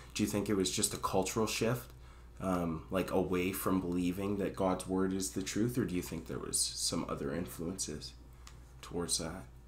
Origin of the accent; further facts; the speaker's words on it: Calgary, Alberta, Canada; moved away as an adult; now in Camrose, Canada; I'm from Calgary, Alberta.